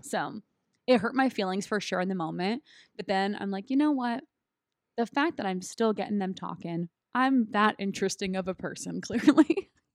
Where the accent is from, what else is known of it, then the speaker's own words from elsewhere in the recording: California, United States; moved away as an adult; also born or lived in Texas; now in San Diego, United States; come back to my home state